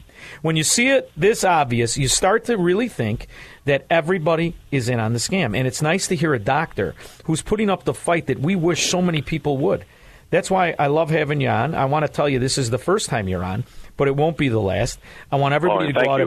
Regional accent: Chicago, Illinois, United States; we're from Chicago. This is Chicago

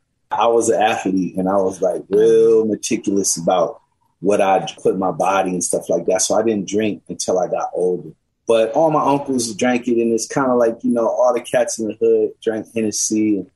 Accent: Seattle, Washington, United States; who I grew up with here in Seattle.

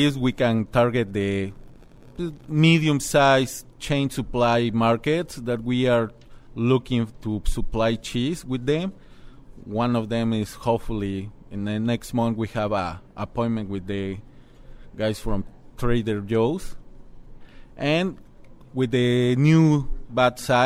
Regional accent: Mexico City, Mexico; moved away as an adult; now in Door County, United States; I'm from Mexico City. In Mexico City, I have my own cheese factory with my family

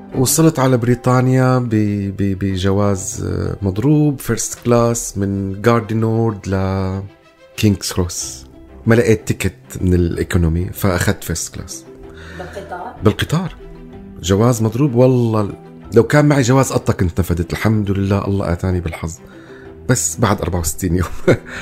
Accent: Damascus, Damascus Governorate, Syria; moved away as an adult; also born or lived in Lebanon / Calais, France; now in London, United Kingdom; أنا هون اتيتمت من دمشق ماتت دمشق بالنسبة لي

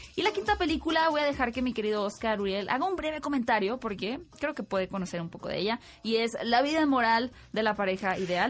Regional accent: Sonora, Mexico; Sonora, mi tierra natal

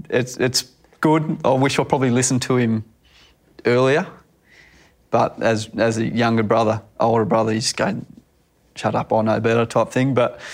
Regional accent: Young, New South Wales, Australia; he was probably the leading cricketer when I was growing up around Young in the district around there

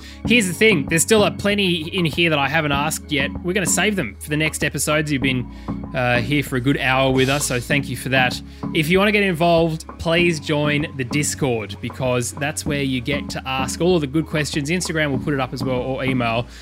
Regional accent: McLaren Vale, South Australia, Australia; moved away; also born or lived in Adelaide / Canberra; I was born in McLaren Vale.

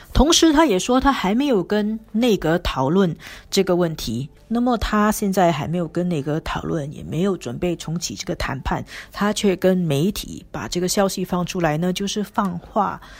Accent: Singapore; 我们新加坡人

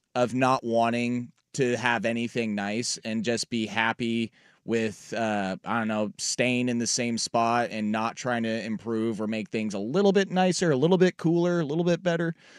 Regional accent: Portland, Oregon, United States; the city that I grew up in, Portland

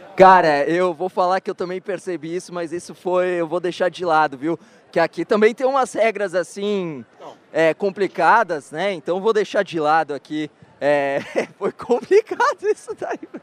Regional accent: Brazil; Nosotros somos de Brasil.

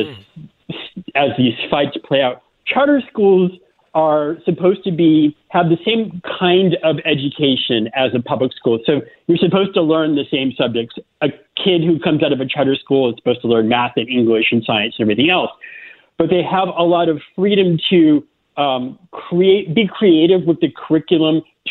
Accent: Florida, United States; moved away as an adult; also born or lived in South Carolina; I grew up in Florida and started my career in South Carolina

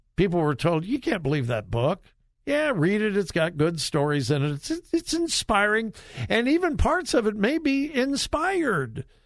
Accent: California, United States; born or raised there; moved away

